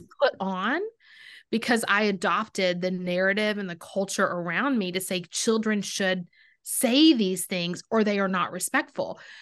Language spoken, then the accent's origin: English; Texas, United States; I'm from Texas